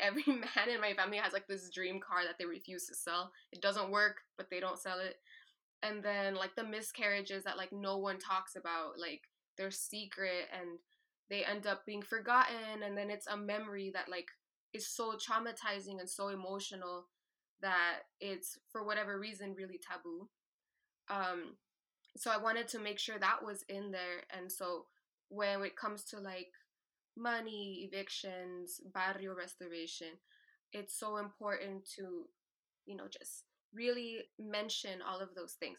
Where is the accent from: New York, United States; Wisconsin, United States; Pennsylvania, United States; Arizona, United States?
Arizona, United States; Tucson; being from Tucson, Arizona, being the eldest daughter of immigrants